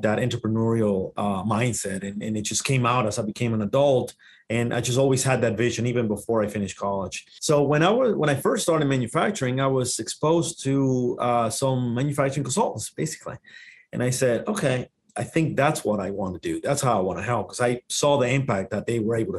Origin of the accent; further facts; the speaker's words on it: Dominican Republic; first language Spanish; English is a second language; moved away; I'm originally from the Dominican Republic. That's where the accent comes. Native language is Spanish.